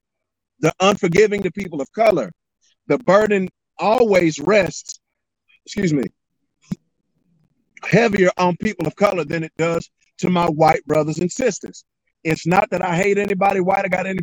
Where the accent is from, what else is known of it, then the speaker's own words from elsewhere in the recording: Elizabethtown, Kentucky, United States; as young country boys growing up in Elizabethtown, Kentucky